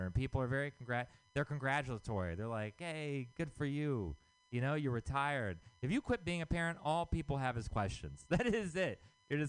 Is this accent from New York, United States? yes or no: no; Texas, United States; moved away; I'm from Texas.